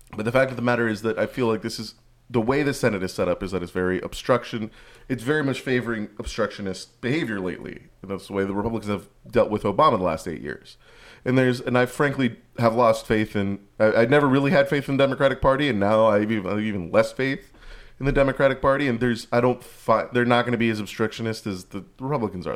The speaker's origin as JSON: {"language": "English", "region": "California", "country": "United States", "said": "as a Californian"}